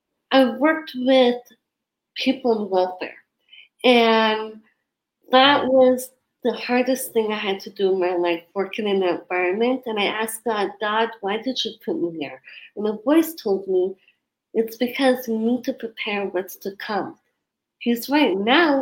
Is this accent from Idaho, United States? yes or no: yes; Sandpoint, Idaho, United States; moved away as an adult; also born or lived in San Francisco, California / New York; I'm from Sandpoint, Idaho. So I moved there about when I was 6 months old, and I was raised there about until I was 19.